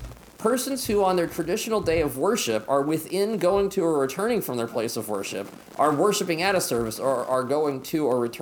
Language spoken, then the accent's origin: English; Pennsylvania, United States; also born or lived in Montgomery, Alabama; now in Seattle, United States; the house I grew up in Pennsylvania didn't have indoor plumbing until the 1950s, so they had an outhouse.